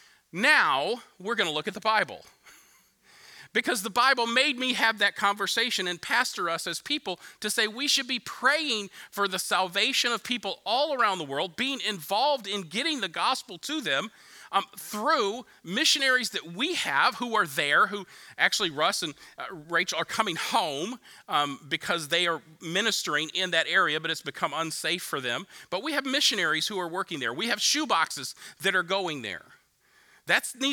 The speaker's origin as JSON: {"language": "English", "country": "United States", "said": "I'm an American"}